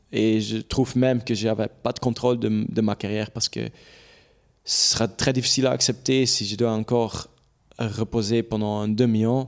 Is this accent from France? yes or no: no; Belgium; French is a second language; je suis belge, c'est là où, où j'habite. C'est là où ma famille est